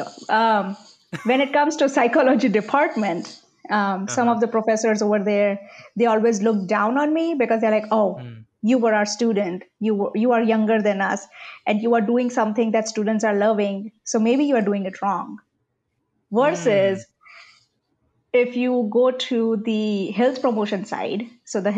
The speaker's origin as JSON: {"language": "English", "country": "India", "tie": "born or raised there", "second_language": "English", "moved": "as an adult", "lives_now": "Oklahoma, United States", "said": "I was brought up in India with British English, proper grammar"}